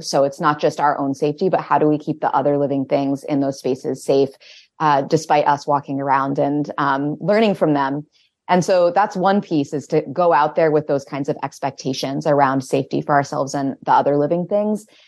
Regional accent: Winterport, Maine, United States; I grew up in Winterport, just south of Bangor

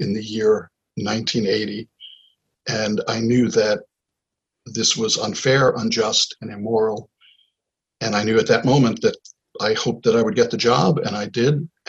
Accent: Rockland County, New York, United States; where I grew up in Rockland County

